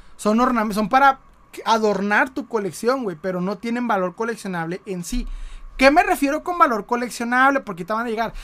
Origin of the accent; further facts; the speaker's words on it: Mexico; como buen mexicano